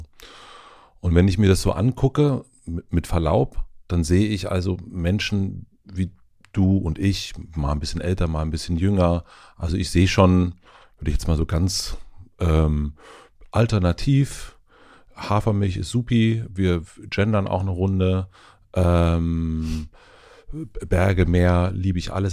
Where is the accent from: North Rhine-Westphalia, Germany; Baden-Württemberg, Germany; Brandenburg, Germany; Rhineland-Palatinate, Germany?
Brandenburg, Germany; Spree-Neiße, Lusatia; durch Spree-Neiße also da wo ich herkomme, durch die Lausitz